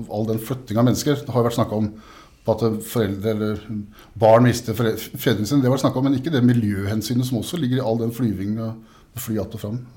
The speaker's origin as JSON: {"language": "Norwegian", "area": "Grenland", "region": "Vestfold og Telemark", "country": "Norway", "also_born_or_lived": "Siljan", "said": "men i Grenland, som jeg kommer fra, så er det jo en kultur fra industrien"}